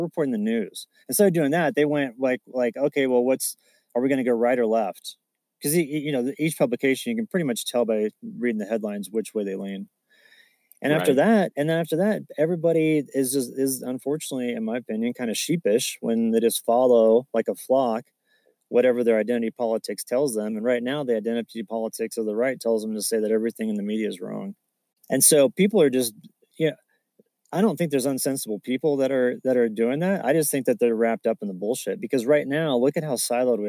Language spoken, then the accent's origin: English; Kansas, United States; I grew up in Kansas